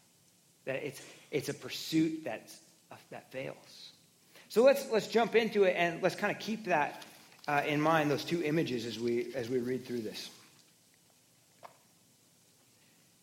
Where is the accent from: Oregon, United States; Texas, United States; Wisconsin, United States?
Oregon, United States; I grew up in Oregon in Pacific Northwest